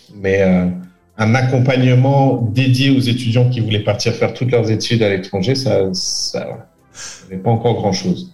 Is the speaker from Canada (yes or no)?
no; France; also born or lived in England / Bath, England; je suis né en Angleterre, j'ai vécu, euh, une bonne partie de ma scolarité euh, effectivement en France